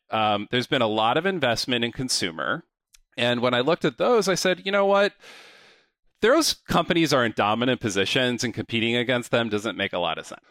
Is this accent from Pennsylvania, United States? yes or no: no; San Diego, California, United States; moved away; I grew up in San Diego, California